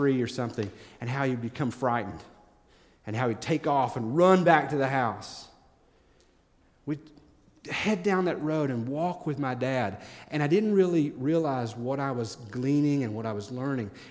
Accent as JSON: {"language": "English", "region": "East Tennessee", "country": "United States", "tie": "born or raised there", "said": "When I was growing up in East Tennessee"}